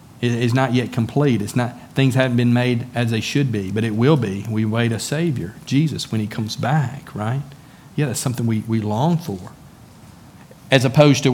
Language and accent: English; United States; also born or lived in China; I'm an American citizen.